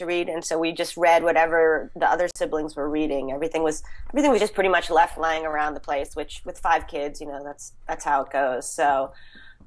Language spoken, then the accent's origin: English; Pennsylvania, United States; I grew up in Pennsylvania mostly